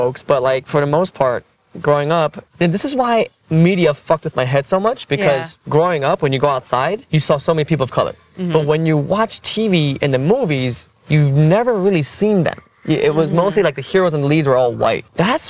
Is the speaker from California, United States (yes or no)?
no; New York City, New York, United States; also born or lived in Korea; growing up in Elmhurst, in Queens, people of color were the majority. Like, white people were the minority. In Elmhurst, at least.